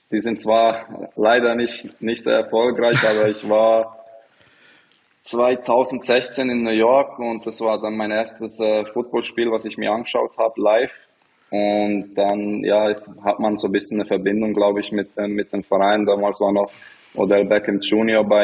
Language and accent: German; Bern, Switzerland; ich bin in der Stadt aufgewachsen, in, in Bern